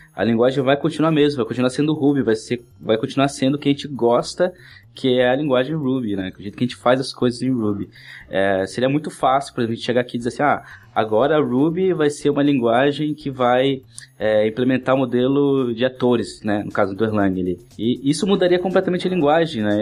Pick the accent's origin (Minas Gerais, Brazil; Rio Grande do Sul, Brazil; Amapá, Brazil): Amapá, Brazil; Oiapoque; moved away as an adult; now in Florianópolis, Brazil; eu nasci em Oiapoque, Amapá, sou um cara do norte aqui